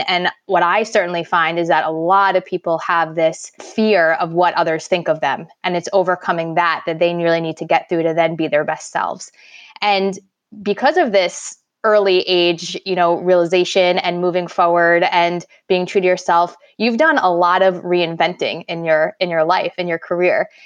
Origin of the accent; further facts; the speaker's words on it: New York, United States; growing up in New York, I've been around snow my whole life